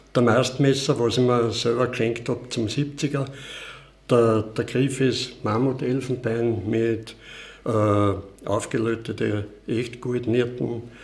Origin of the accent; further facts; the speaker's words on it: Palfau, Styria, Austria; also born or lived in Vienna; aufgewachsen bin ich in Balfa